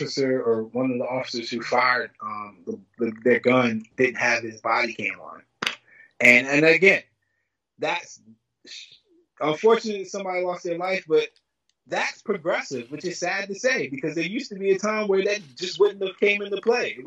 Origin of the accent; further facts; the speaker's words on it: Lynchburg, Virginia, United States; growing up in Lynchburg